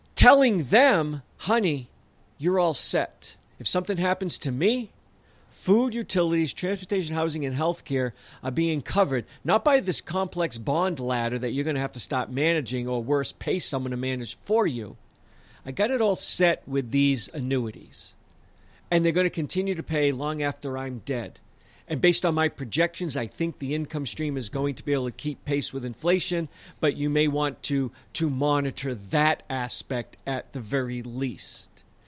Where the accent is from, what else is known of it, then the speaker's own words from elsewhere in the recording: south of Boston, New England, Massachusetts, United States; growing up in New England, especially south of Boston, where I say, "Use guys,"